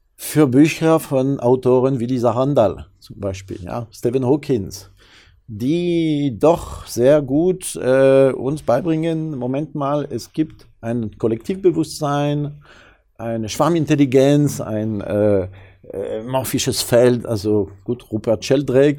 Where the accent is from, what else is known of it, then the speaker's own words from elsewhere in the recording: France; German is a second language; now in Germany; als Franzose